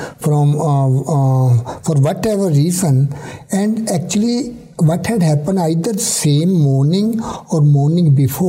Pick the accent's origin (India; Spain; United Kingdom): India; now in United States; I was worried that if I come from India, I will get lost here in America.